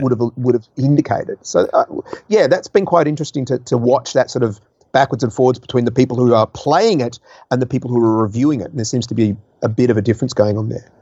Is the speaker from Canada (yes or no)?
no; Australia; also born or lived in Guildford, England; I've actually got both passports. So I, I, I have spent my entire life from the age of two months old in Australia